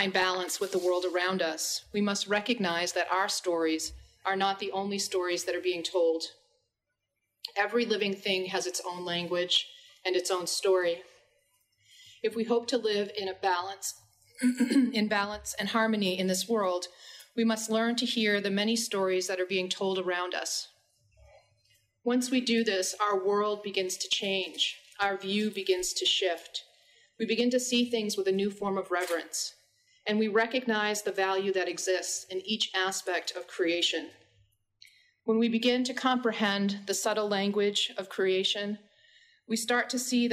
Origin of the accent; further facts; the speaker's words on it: Penobscot Nation, Maine, United States; I'm from the Penobscot Nation